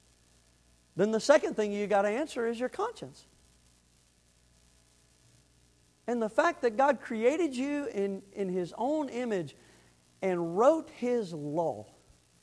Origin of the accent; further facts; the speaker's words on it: the Panhandle of Florida, United States; the little town I grew up in the Panhandle of Florida